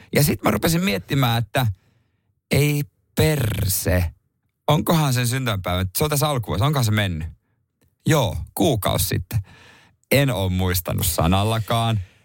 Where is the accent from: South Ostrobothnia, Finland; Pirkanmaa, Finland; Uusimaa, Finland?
South Ostrobothnia, Finland; Seinäjoki; moved away; se on mun kotipaikkakunta